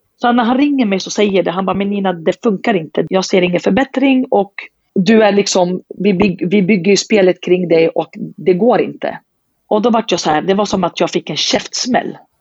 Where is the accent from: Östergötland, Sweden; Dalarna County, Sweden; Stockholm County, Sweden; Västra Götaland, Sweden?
Stockholm County, Sweden; Södertälje; jag är från Södertälje och har alltid bott i staden, det är min moderklubb